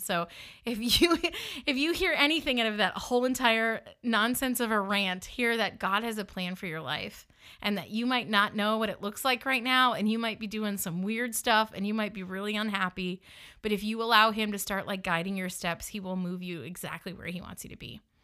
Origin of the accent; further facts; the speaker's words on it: the North, United States; accent: northern; moved away; I'm a northerner living in the South, just around people who are sad in the South, they sometimes didn't take kindly to my northern accent.